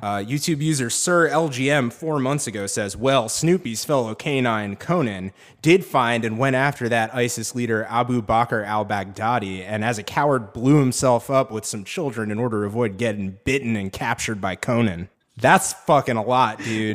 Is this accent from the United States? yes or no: yes; New England, United States; I'm from New England